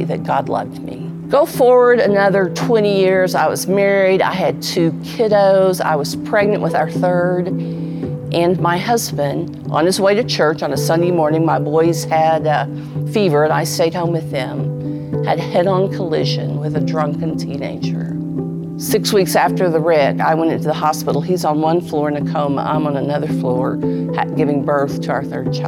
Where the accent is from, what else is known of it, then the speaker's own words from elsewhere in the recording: Oklahoma City, Oklahoma, United States; I'm from Oklahoma City.